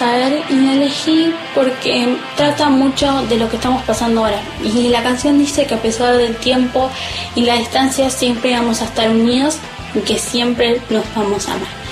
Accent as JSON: {"language": "Spanish", "town": "Lanús", "region": "Buenos Aires Province", "country": "Argentina", "said": "tengo 13 años y soy de Lanús"}